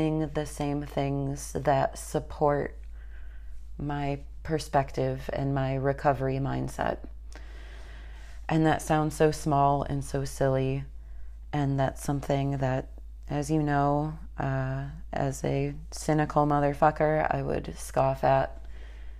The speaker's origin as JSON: {"language": "English", "region": "Northern Illinois", "country": "United States", "tie": "born or raised there", "moved": "as an adult", "lives_now": "Atlanta, United States", "said": "I'm actually maybe 15 minutes away from my quote hometown, but my home area back up in Northern Illinois"}